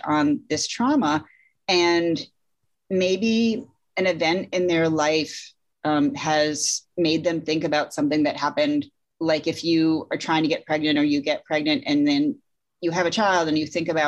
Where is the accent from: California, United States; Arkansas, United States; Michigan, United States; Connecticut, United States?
Connecticut, United States; I grew up in Connecticut.